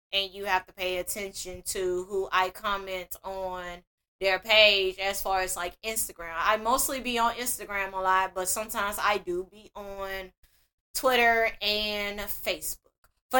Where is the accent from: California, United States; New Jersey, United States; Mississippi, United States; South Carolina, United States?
Mississippi, United States; And I'm 34 and I'm from Mississippi.